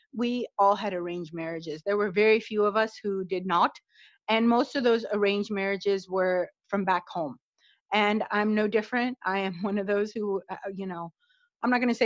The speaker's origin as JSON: {"language": "English", "country": "United States", "tie": "born or raised there", "said": "I actually am born and raised in the United States"}